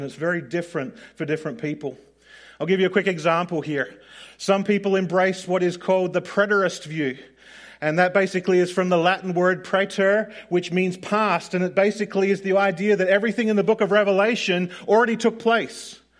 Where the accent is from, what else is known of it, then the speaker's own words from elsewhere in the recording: Australia; growing up in Australia